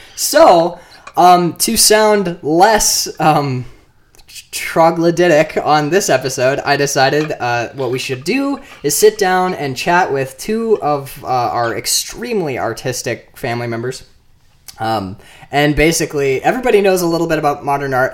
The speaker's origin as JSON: {"language": "English", "town": "Marquette", "region": "Michigan", "country": "United States", "said": "I'm from Marquette, Upper Michigan."}